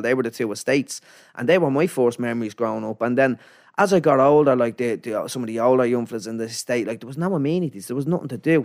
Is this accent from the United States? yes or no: no; Dublin, Leinster, Ireland; also born or lived in Finglas / Canada / Ballymun; I moved to a place called Ladies Well out in Blanchardstown